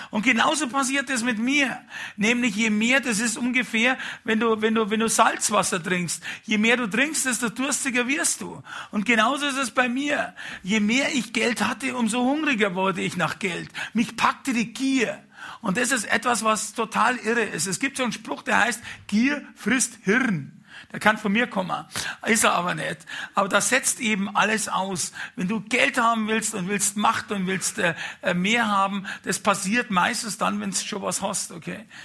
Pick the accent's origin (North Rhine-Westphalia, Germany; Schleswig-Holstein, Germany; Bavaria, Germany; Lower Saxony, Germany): Bavaria, Germany; Munich; Und als Münchner, wenn man ein bisschen was auf sich hält, äh, damals, vielleicht ist es heute auch so, hat man ein Haus am Gardasee und ein Boot am Gardasee, ein kleines.